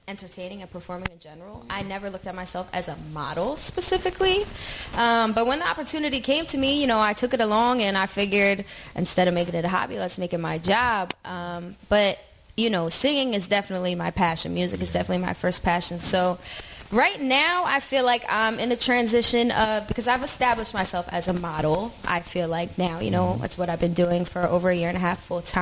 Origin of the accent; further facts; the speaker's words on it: near Atlantic City, New Jersey, United States; moved away as an adult; now in North Jersey, United States; originally born and raised in South Jersey, right outside of Atlantic City